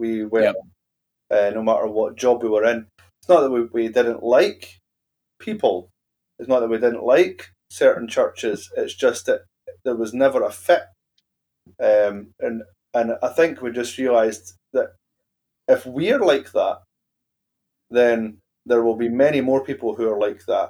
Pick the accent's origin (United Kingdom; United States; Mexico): United Kingdom; Glasgow, Scotland; moved away; also born or lived in central belt, Scotland; I was born in Glasgow, and I ended up living in Glasgow when I was, well, kind of when I was older, in mid to late 20s